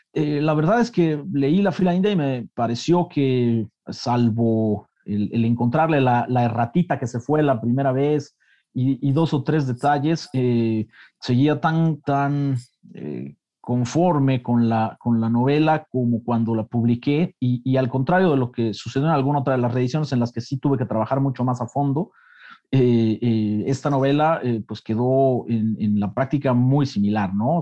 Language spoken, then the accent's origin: Spanish; Mexico; los mexicanos